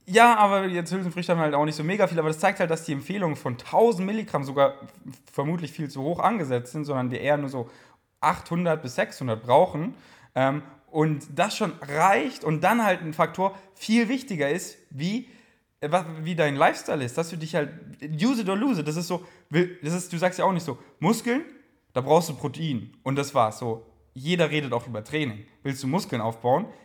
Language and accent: German; Bavaria, Germany; Ich komme aus Bayern. Soll ich jetzt nur auf Bayerisch reden?